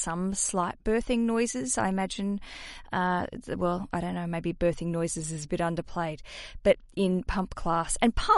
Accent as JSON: {"language": "English", "country": "Australia", "accent": "Australian", "said": "my Australian accent"}